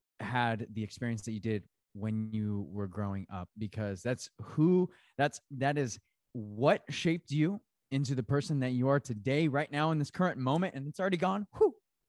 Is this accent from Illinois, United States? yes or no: no; Tempe, Arizona, United States; I came from, you know, I grew up in Tempe, Arizona city, right? But I also rodeoed.